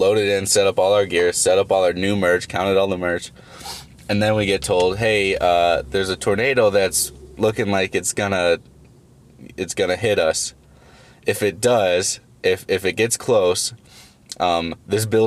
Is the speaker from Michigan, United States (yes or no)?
no; Schererville, Indiana, United States; also born or lived in Highland, Indiana; I grew up in Schererville, which is one town over